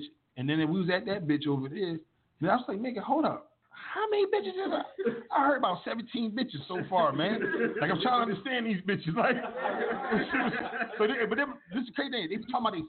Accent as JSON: {"language": "English", "town": "Newark", "region": "New Jersey", "country": "United States", "moved": "yes", "said": "I'm from Newark"}